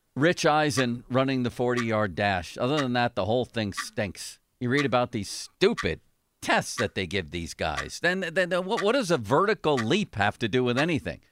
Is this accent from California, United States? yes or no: no; Buffalo, New York, United States; now in Pittsburgh, United States; growing up in Buffalo.